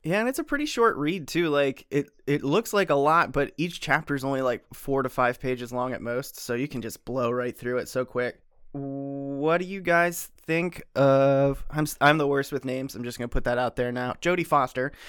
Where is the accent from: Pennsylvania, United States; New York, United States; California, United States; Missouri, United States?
Pennsylvania, United States; born and raised in Pennsylvania